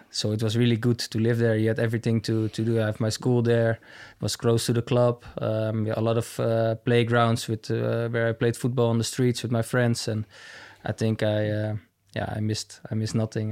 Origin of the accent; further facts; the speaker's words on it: near Amsterdam, North Holland, Netherlands; moved away as an adult; also born or lived in Manchester, United Kingdom; now in Munich, Germany; I grew up in a, yeah, like I said, a little town next to Amsterdam